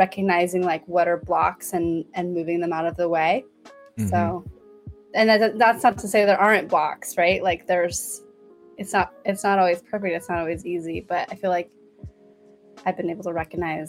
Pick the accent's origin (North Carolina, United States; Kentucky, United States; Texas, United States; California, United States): California, United States; San Francisco; I'm from San Francisco